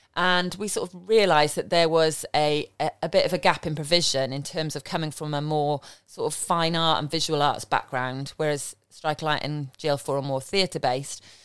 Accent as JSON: {"language": "English", "region": "London", "country": "United Kingdom", "tie": "born or raised there", "also_born_or_lived": "Stoke-on-Trent / Gloucestershire", "moved": "as an adult", "said": "I grew up in Southeast London."}